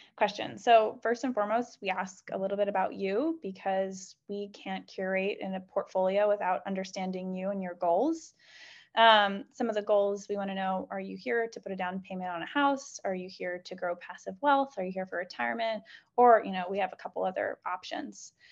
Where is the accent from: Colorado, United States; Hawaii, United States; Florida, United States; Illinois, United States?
Illinois, United States; Chicago; moved away; I'm originally from Chicago.